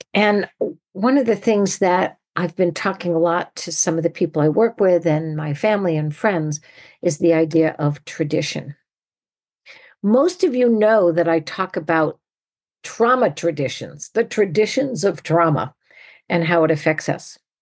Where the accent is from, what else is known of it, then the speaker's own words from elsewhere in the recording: New England, United States; now in California, United States; I grew up in New England